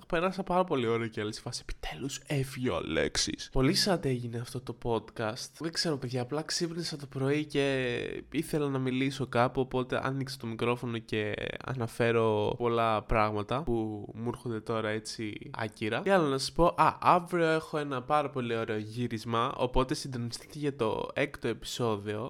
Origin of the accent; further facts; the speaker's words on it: Kavala, Eastern Macedonia and Thrace, Greece; ήθελα να είμαι γνωστό στην πόλη μου, στην Καβάλα